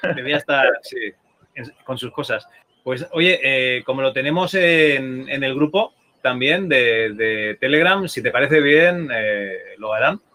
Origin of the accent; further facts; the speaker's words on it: Spain; como buenos españoles